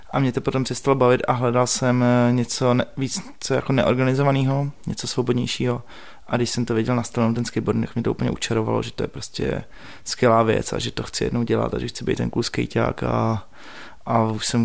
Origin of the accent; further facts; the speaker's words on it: Prague, Czechia; A já jsem vyrůstal na letní